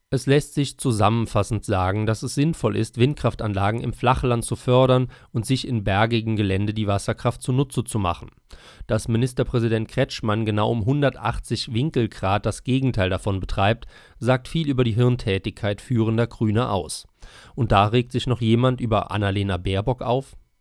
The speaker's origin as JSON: {"language": "German", "town": "Bietigheim-Bissingen", "region": "Baden-Württemberg", "country": "Germany", "tie": "born or raised there", "said": "In meinem Heimatdorf Bietigheim-Bissingen"}